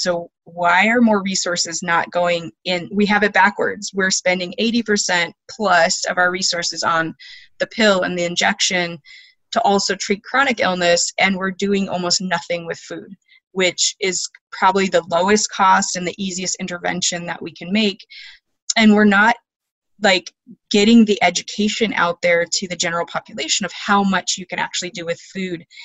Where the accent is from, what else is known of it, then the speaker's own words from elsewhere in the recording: Alaska, United States; I was born and raised in Alaska on a homestead